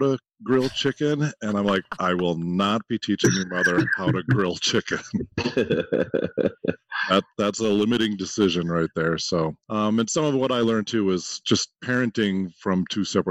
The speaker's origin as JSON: {"language": "English", "region": "Minnesota", "country": "United States", "said": "I'm from Minnesota"}